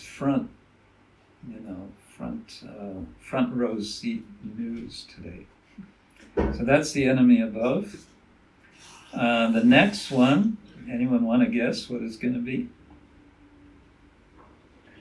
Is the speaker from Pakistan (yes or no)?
no; United States; moved away; as I was growing up in America